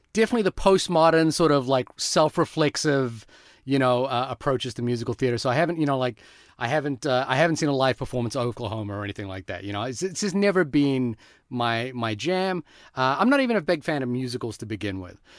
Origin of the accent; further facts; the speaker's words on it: India; I'm Indian